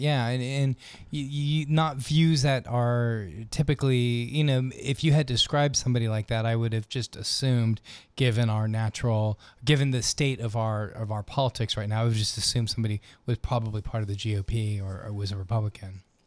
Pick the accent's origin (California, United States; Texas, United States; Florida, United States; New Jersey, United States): California, United States; Los Angeles; moved away; the L A Unified School District, which is where I went to school, uh, in, uh, growing up in Los Angeles